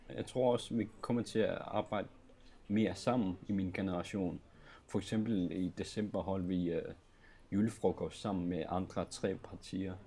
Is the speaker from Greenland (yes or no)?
yes; Greenland; i Grønland, i min hjemby